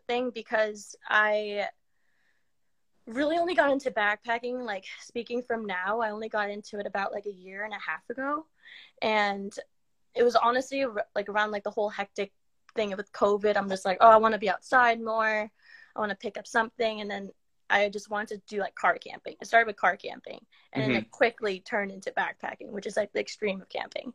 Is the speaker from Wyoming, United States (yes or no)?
no; New Jersey, United States; being from New Jersey